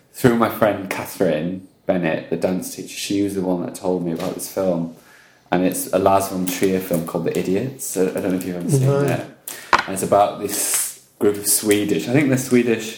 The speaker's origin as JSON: {"language": "English", "area": "Welsh", "region": "Wales", "country": "United Kingdom", "moved": "yes", "lives_now": "Australia", "said": "I am Welsh"}